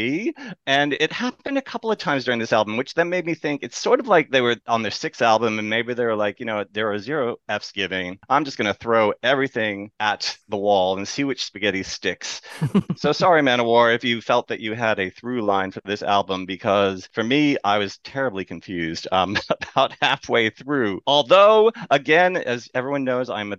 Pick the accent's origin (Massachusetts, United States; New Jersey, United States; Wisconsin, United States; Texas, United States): Massachusetts, United States; moved away; also born or lived in New York; I grew up in Massachusetts and then I was in New York